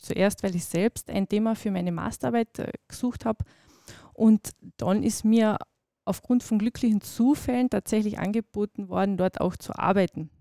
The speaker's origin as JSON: {"language": "German", "area": "Nock Mountains", "region": "Carinthia", "country": "Austria", "tie": "born or raised there", "said": "die Nockberge sind meine Heimat"}